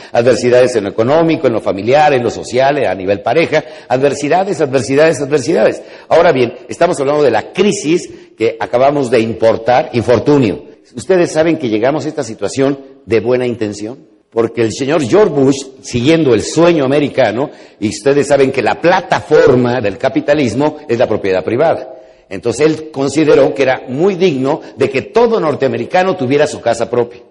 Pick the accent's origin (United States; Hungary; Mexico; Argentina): Mexico; los mexicanos con una sola palabra entendemos